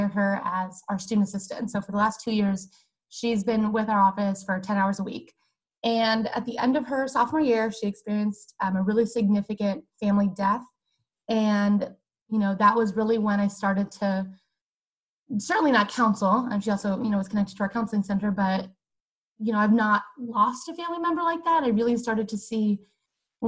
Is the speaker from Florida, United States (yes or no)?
yes; Weeki Wachee, Florida, United States; I am from the City of Live Mermaids, Wikiwachi, Florida